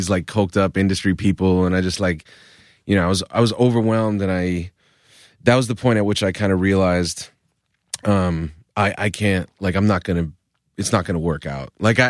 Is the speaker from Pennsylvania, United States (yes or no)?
no; Providence, Rhode Island, United States; I felt like my rap music is aggressive, bombastic shit because I'm from Providence.